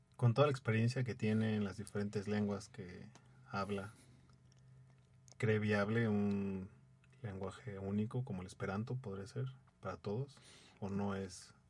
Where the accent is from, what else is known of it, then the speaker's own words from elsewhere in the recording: Mexico; como mexicano